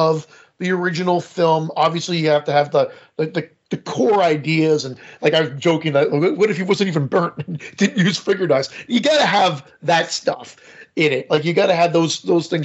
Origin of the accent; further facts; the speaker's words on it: Canada; I'm Canadian